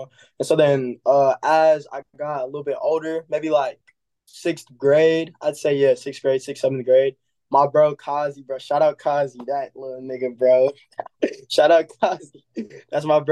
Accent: Milwaukee, Wisconsin, United States; I'm from Milwaukee, Wisconsin

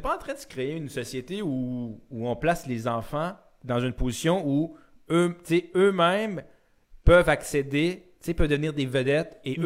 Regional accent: Quebec, Canada; je suis fier québécois

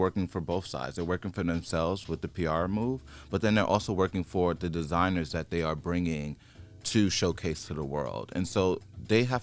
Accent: New York, United States; I'm from New York and we're all sharks

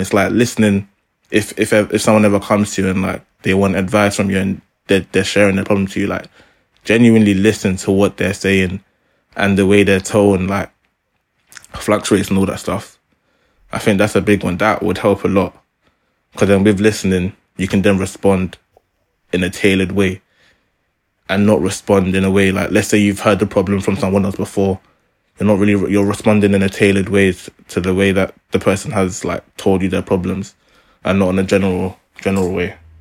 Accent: London, United Kingdom; we are three guys from South London

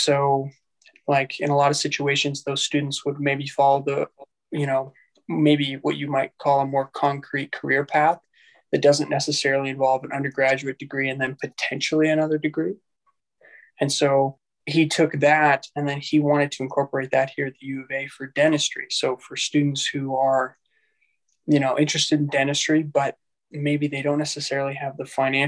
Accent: Calgary, Alberta, Canada; moved away as an adult; now in Edmonton, Canada; I'm originally from Calgary. I did an undergrad degree in microbio there. And then I came up here to Edmonton

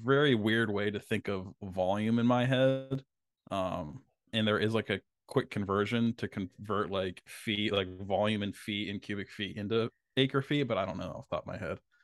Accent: Vineland, New Jersey, United States; my hometown, Vineland, New Jersey

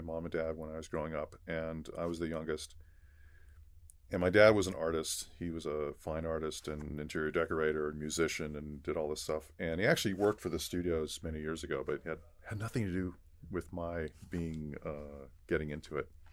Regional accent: Los Angeles, California, United States; also born or lived in Torrance / San Gabriel Valley; a native Los Angelino, uh, grew up, uh, in Los Angeles

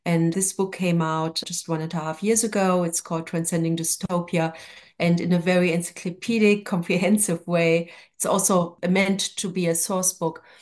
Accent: Germany; English is a second language; moved away as an adult; also born or lived in Jerusalem / Tel Aviv; now in New York, United States; I grew up in West Germany.

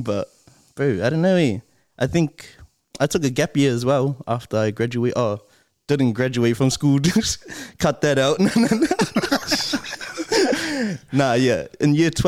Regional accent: Auckland, New Zealand; I grew up in Mangere

